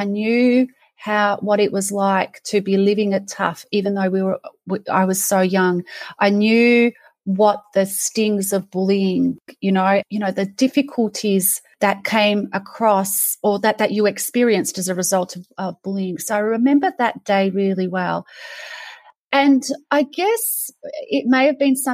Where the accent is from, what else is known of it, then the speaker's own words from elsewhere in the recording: Australia; I was born of Serbian parents. I was born in Australia.